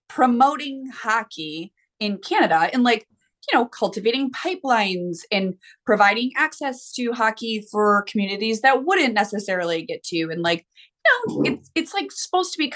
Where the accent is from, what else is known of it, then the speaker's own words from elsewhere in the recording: United States; I'm an American